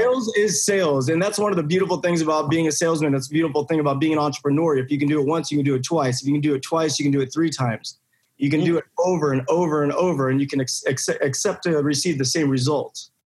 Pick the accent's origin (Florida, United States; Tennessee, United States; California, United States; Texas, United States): California, United States; Buena Park; I grew up in Buena Park, California